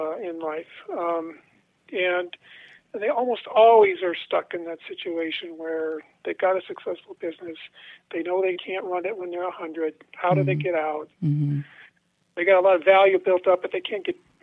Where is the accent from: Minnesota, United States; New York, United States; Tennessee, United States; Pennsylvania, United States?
Minnesota, United States; Western Martin County, southwest; I'm from Western Marin County, which is where I-90 crosses the southern tier of counties in the southwest part of the state.